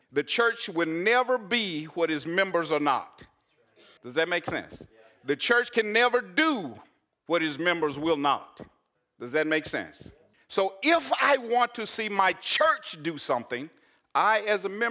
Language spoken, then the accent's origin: English; Arkansas, United States; I'm from Arkansas